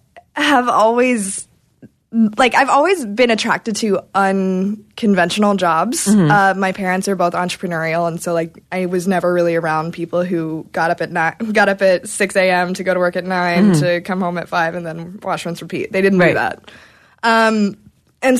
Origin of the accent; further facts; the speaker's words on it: Kentucky, United States; I'm from Kentucky.